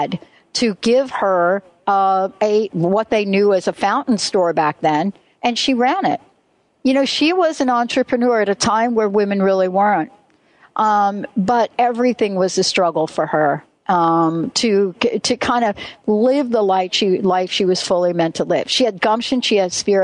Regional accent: New York City, New York, United States; I was born in the Bronx and I grew up playing on cement and monkey bars

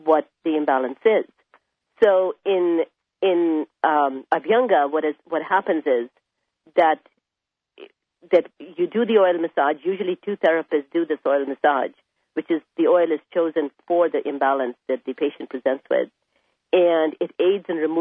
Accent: India; moved away; I was raised in India

